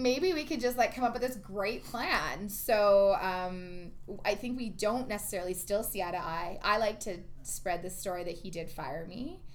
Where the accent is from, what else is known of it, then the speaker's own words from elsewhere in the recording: Ontario, Canada; moved away as an adult; also born or lived in Toronto / Vancouver; now in Edmonton, Canada; I'm originally from Ontario, so I worked out there in Toronto